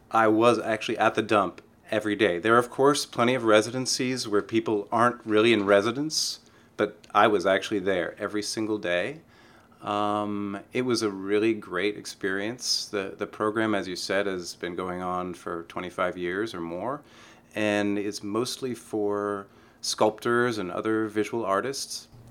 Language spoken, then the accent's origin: English; San Francisco, California, United States; born or raised there